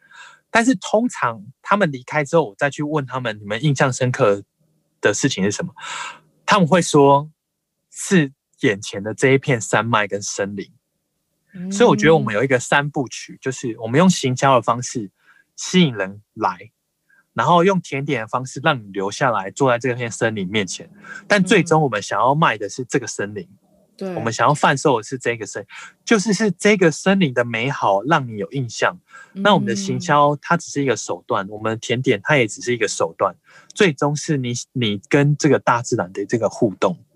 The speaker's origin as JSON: {"language": "Chinese", "country": "Taiwan", "also_born_or_lived": "India / United Kingdom", "said": "我是台湾人，"}